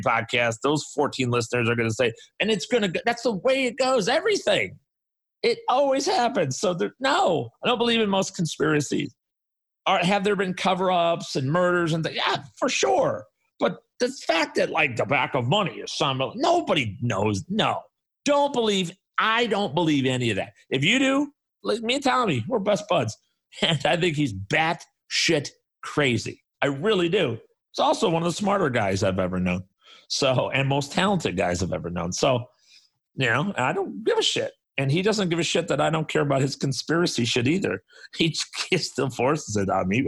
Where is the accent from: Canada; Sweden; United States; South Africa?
United States; Chicago, Illinois; I grew up on the South Side of Chicago